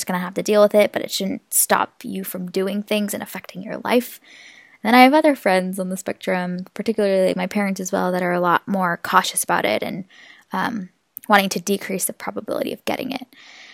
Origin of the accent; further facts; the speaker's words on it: Seattle, Washington, United States; I am from Seattle, as I mentioned, and Seattle's been one of the worst hit areas in the U.S.